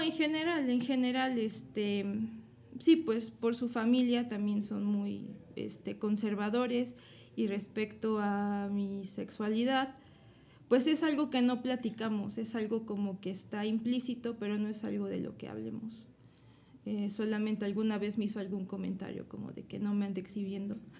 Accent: Puebla, Mexico; Soy de aquí, de Puebla

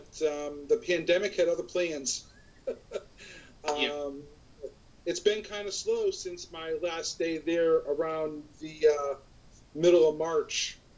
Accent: Ireland; I'm forever Irish, no matter what happens.

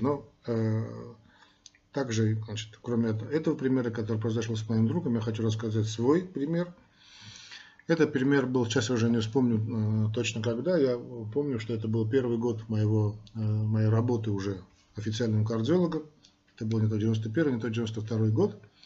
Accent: Armenia; мы, армяне

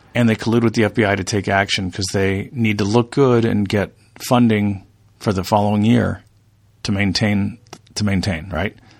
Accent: United States; we're American

